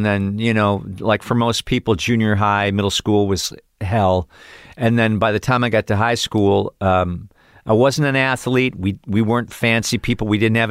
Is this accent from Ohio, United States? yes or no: yes; Cleveland, Ohio, United States; Cleveland, Ohio.